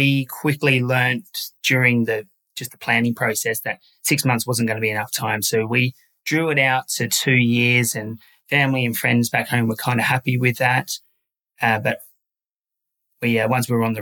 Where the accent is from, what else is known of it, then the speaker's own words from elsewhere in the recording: Sydney, New South Wales, Australia; moved away; I'm also from Sydney, Australia